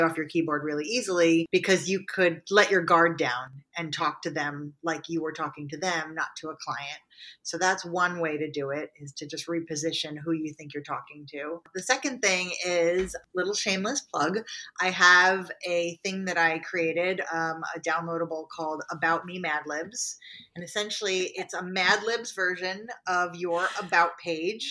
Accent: New York, United States; we're both from New York

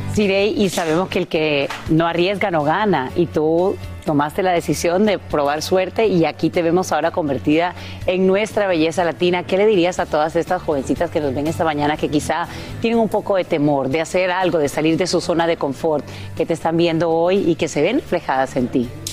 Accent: Honduras; moved away; estamos muy orgullosos como hondureños

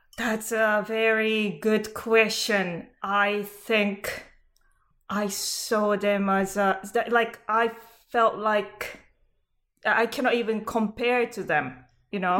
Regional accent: Japan; moved away; I'm from Japan

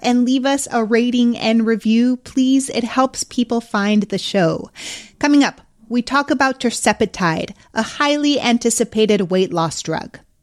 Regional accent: Mexico City, Mexico; my hometown of Mexico City

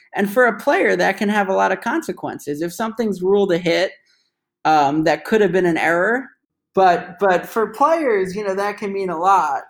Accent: New York, United States; moved away as an adult; now in Washington, D.C., United States; my hometown New York Islanders

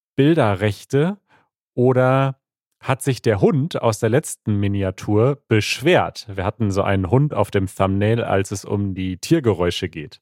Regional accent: India; German is a second language; ich komme aus Indien

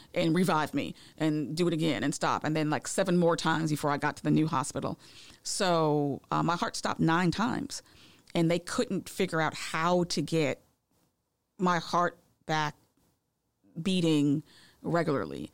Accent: Massachusetts, United States; now in Georgia, United States; I'm originally from Massachusetts. I didn't know what a Red Rock ginger ale was until I moved to Georgia

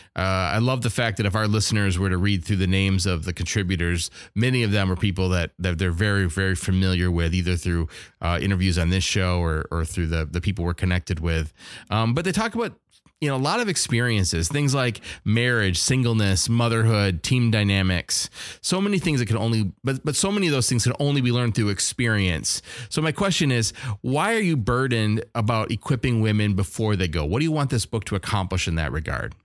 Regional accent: Wisconsin, United States; I'm from Wisconsin

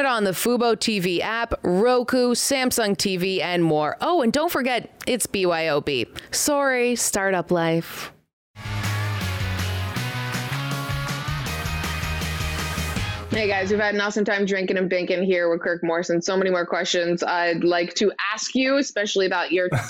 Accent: Toronto, Ontario, Canada; I grew up in Toronto

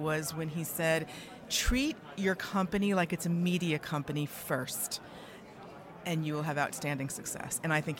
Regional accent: New York City, New York, United States; I'm from New York City, New York.

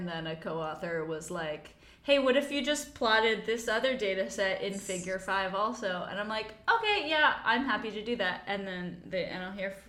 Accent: United States; now in Aarhus, Denmark; I'm American

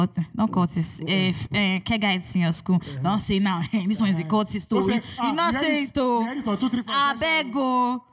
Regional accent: Imo, Nigeria; I'm from Imo State.

